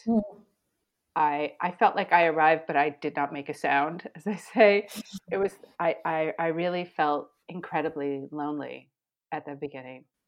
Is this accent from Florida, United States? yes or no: yes; Miami, Florida, United States; moved away as an adult; also born or lived in Argentina / Mexico / Brazil; now in Paris, France; I grew up in Miami